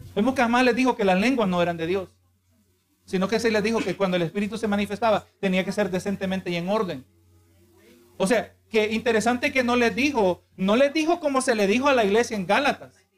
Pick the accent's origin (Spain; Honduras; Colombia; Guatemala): Honduras; now in United States; O yo soy americano. No, yo soy de Honduras